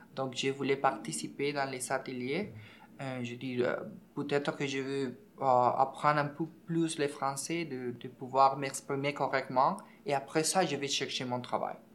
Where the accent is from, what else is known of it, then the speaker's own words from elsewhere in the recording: Venezuela; French is a second language; moved away as an adult; also born or lived in Ecuador; now in Montreal, Canada; Mon pays d'origine, euh, c'est Venezuela. Je suis né là, j'ai quitté mon pays en 2014